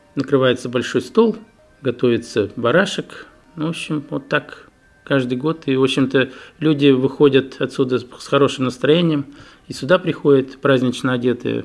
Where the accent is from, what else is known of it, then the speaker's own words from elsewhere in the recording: Ufa, Bashkortostan, Russia; now in Daugavpils, Latvia; Я сам родом с Уфы.